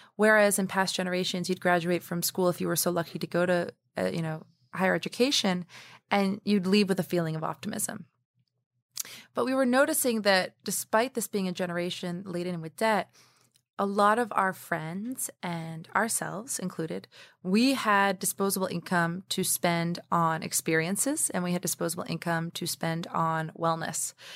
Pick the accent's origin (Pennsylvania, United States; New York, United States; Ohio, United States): New York, United States; New York City; I was born in Harlem, New York